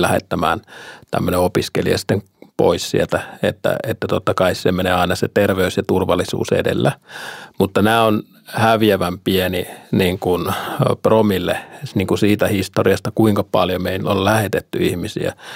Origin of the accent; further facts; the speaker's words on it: Finland; now in Bulgaria; me suomalaiset